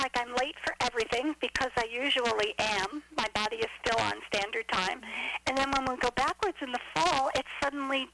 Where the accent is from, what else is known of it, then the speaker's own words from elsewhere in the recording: New York, United States; accent: New Yorkese; now in Florida, United States; you talk New Yorkese. Because I grew up in New York